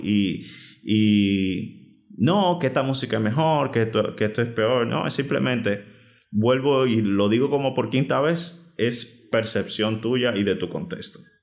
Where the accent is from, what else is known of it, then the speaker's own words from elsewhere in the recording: Dominican Republic; República Dominicana, yo digo que es bendecida porque en el punto geográfico que estamos, aparte de ser envidiado, nos llega de toda clase de música de todo el mundo. Por lo tanto, tuve la dicha de crecer en ese universo enorme de, canciones.